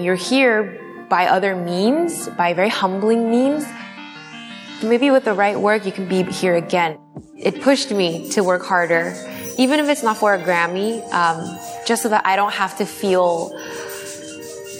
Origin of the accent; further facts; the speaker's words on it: Los Angeles, California, United States; I grew up in Koreatown, Los Angeles